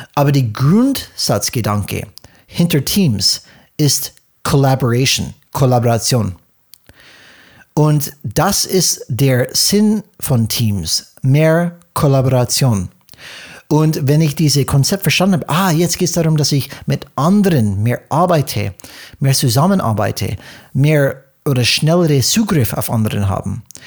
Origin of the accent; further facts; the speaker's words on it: United States; German is a second language; moved away; für uns als Amerikaner